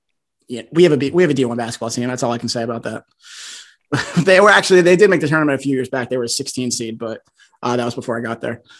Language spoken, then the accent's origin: English; New Haven, Connecticut, United States; I grew up in the New Haven area.